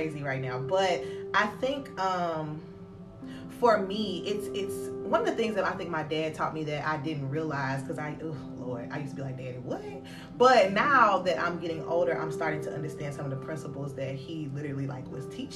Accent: Memphis, Tennessee, United States; moved away as an adult; also born or lived in Little Rock, Arkansas; now in Alabama, United States; I'm from Memphis, Tennessee, born and raised, native 901

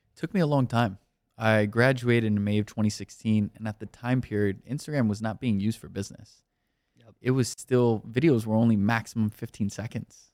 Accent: Miami, Florida, United States; moved away as an adult; also born or lived in New York; now in California, United States; I'm also from Miami, so I'm not used to being from the tri state area

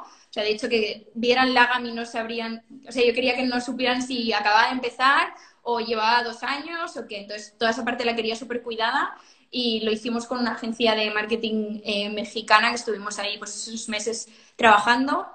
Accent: Sant Cugat del Vallès, Catalonia, Spain; now in Barcelona, Spain; yo de San Cugat, ¿eh? Ahora vivo en Barcelona, pero soy de San Cugat

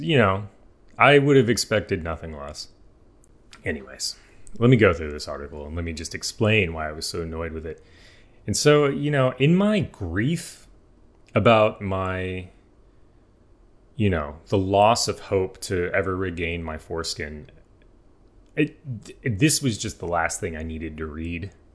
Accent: United States; I'm American.

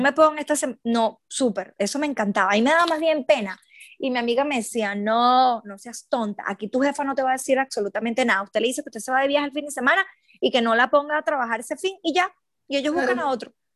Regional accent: Aragua, Venezuela; moved away as an adult; also born or lived in Caracas, Venezuela / London, United Kingdom; now in Brisbane, Australia; yo no soy de Caracas, soy de, de Aragua

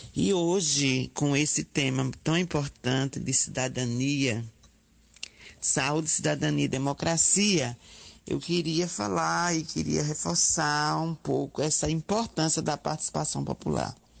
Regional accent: Aracaju, Sergipe, Brazil; eu sou enfermeira, sou de Sergipe, de Aracaju

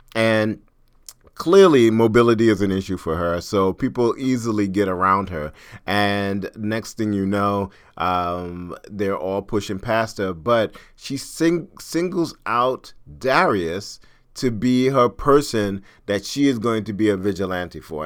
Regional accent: New York, United States; I'm from New York

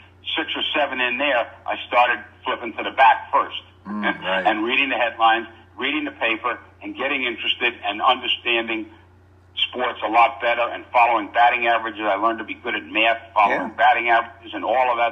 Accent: Long Island, New York, United States; I grew up in New York on Long Island

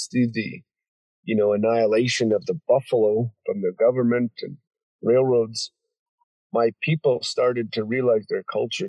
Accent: Browning, Montana, United States; moved away as an adult; now in Kalispell, United States; I'm from Browning, Montana, Blackfeet Reservation

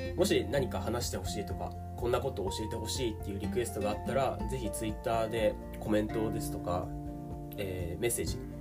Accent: Tokyo, Japan; 生まれも育ちも日本の東京です

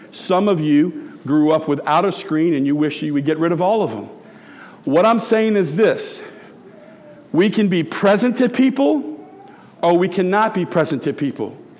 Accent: Tiger Stadium, Louisiana, United States; I grew up in Tiger Stadium

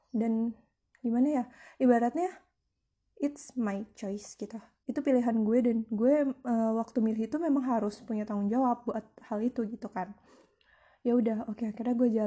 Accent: Bekasi, West Java, Indonesia; also born or lived in Jakarta; gue lahir di Jakarta. Sebelumnya itu terus gue pindah tahun 90 atau 9 atau 2000 gitu ya aku lupa itu ke Bekasi nah jadi sekolah gue itu yang pasti awal TK itu di Bekasi

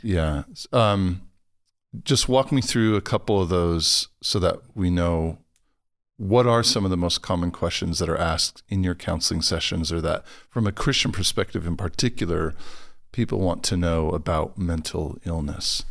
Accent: Los Angeles, California, United States; moved away; I'm from Los Angeles originally

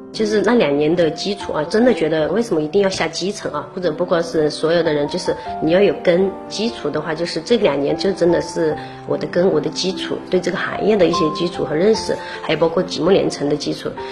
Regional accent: Taojiang, Hunan, China; moved away; 我们老家是一样陶家嘛，陶家当地的话，他这是种竹制品，是比较多的

